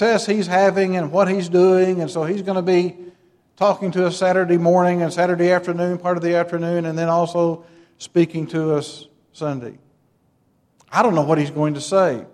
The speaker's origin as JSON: {"language": "English", "town": "Metropolis", "region": "Illinois", "country": "United States", "tie": "born or raised there", "said": "When I grew up in Metropolis, Illinois"}